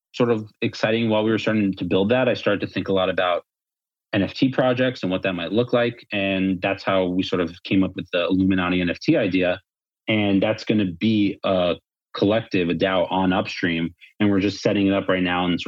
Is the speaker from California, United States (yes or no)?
no; New York, United States; moved away as an adult; now in Miami, United States; Born and raised in New York, moved to Miami about a year and a half ago before it was cool.